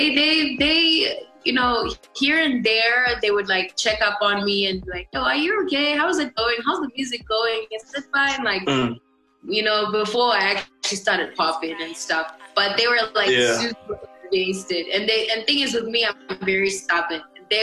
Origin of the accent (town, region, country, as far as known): Mutare, Manicaland, Zimbabwe; born or raised there; also born or lived in Bulawayo